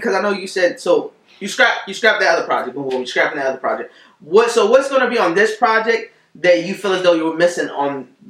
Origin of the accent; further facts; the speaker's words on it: New Jersey, United States; I was born in Jersey